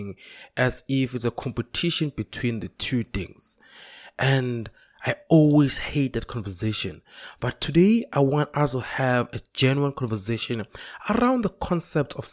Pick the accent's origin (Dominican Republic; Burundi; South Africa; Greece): South Africa; young people in South Africa